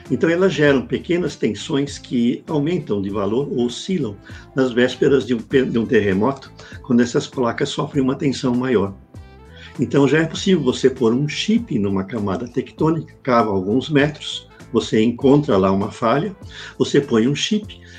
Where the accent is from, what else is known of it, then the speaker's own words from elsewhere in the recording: Brazil; tem lá a indicação do que eu sou brasileiro